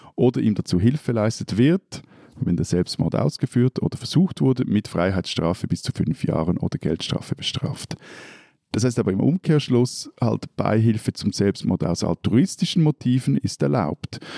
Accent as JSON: {"language": "German", "country": "Switzerland", "said": "bei uns in der Schweiz"}